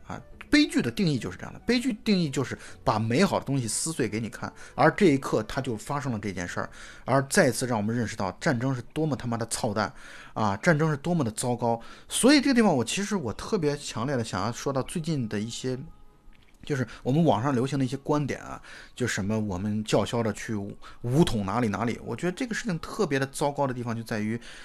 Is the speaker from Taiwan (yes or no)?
no; China; 以我们中国人的视角来去看它的话